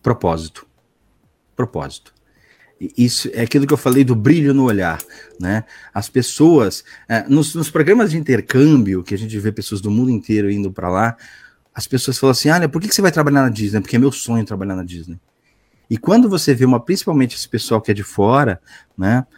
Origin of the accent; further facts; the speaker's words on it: Santos, São Paulo, Brazil; Eu sou de Santos, Santos, São Paulo.